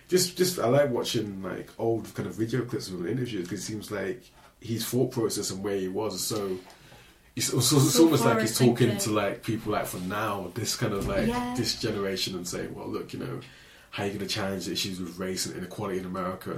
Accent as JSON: {"language": "English", "region": "London", "country": "United Kingdom", "moved": "yes", "lives_now": "Aberdeen, United Kingdom", "said": "I can't be anything else but a London boy"}